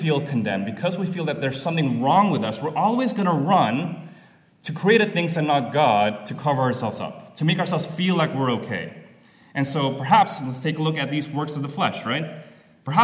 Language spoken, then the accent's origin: English; Jakarta, Indonesia; moved away; where I'm coming from Jakarta, Indonesia, this is actually very apparent to me as I was a pastor there